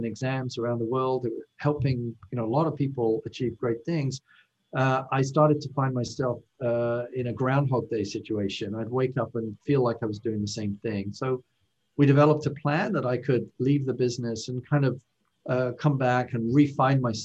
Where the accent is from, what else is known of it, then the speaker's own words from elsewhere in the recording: United Kingdom; moved away as an adult; now in United States; as you might be able to tell from my accent, I'm originally from the UK.